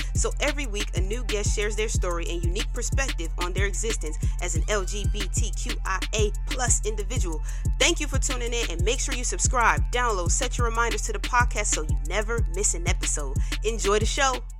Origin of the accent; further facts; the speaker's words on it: New Jersey, United States; I'm proud to be from Jersey